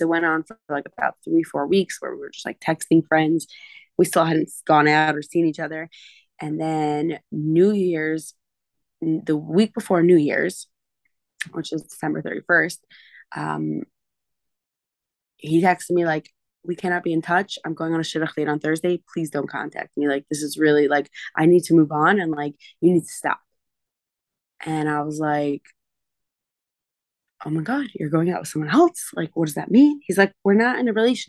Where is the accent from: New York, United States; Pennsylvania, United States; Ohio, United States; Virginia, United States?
New York, United States; I'm from New York